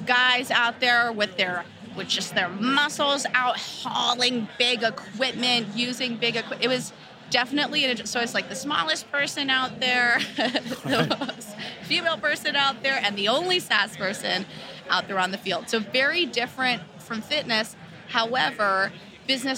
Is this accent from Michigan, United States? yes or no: no; Los Angeles, California, United States; I'm born and raised in Los Angeles